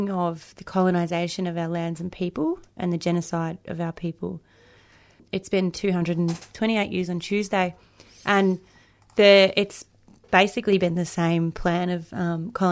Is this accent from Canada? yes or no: no; Gunai and Gunditjmara nations, Victoria, Australia; now in Melbourne, Australia; I'm from the Gunai and Gunditjmara nations, but I currently live on Wurundjeri country.